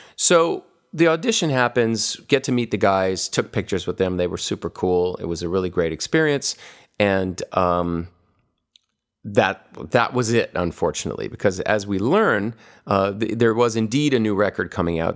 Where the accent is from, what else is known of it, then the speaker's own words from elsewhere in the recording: Hawaii, United States; when I was a kid growing up in Hawaii